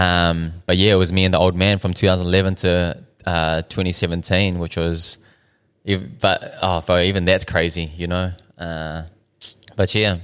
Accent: Auckland, New Zealand; also born or lived in Dunedin; I was born in Dunedin. At one year old, we moved up to Auckland. Um, so I pretty much grew up South Auckland my whole life.

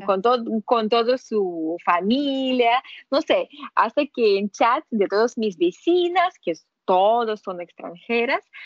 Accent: Russia; Spanish is a second language; now in Panama; yo no soy gringa, yo soy rusa.

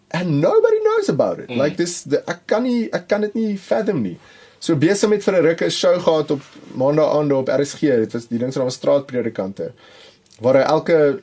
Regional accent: Pretoria, Gauteng, South Africa; ek het in Pretoria groot geword.

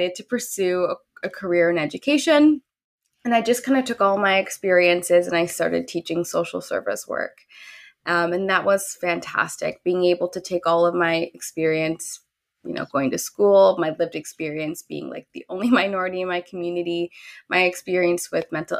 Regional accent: Dorchester, Ontario, Canada; also born or lived in Louisiana, United States; I grew up in a rural town in, you know, Ontario. It's called Dorchester.

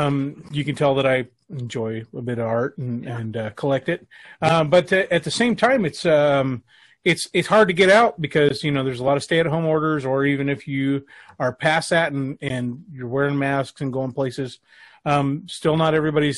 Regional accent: Los Angeles, California, United States; born there; I was born in East L.A.

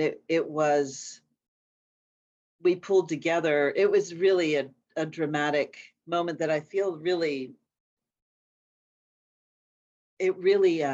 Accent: Appalachian Mountains in Pennsylvania, United States; moved away as an adult; now in Minnesota, United States; I'm not a Minnesota native. I've been here for about 35, 40 years. You think I would be a native, but I'm still firmly from the Appalachian Mountains in Pennsylvania

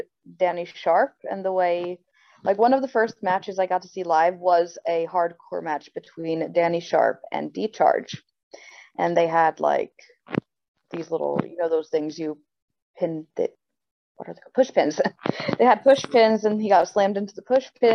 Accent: New Jersey, United States; moved away; also born or lived in Sweden; I'm born and raised in New Jersey

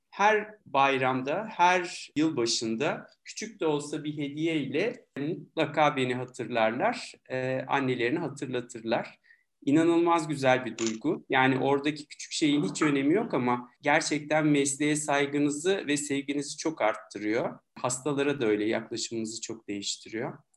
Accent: Milas, Muğla, Turkey; Tabii ki 1975 Milas Muğla doğumluyum. Egeliyim yani. İlkokulu orada okudum. Sonra İzmir'de ortaokul, tekrar Milas'ta lise derken Hacettepe'ye geldim tıp fakültesine.

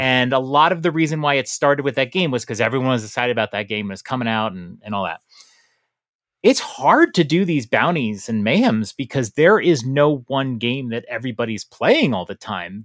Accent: New York, United States; moved away; I'm a New Yorker. I'm from New York.

